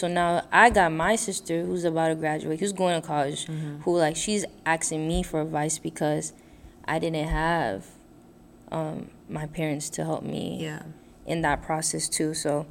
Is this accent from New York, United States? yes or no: yes; New York, United States; also born or lived in Brooklyn; I was born in the U.S., right? I was born and raised in New York, but my parents weren't born. They were born in Haiti.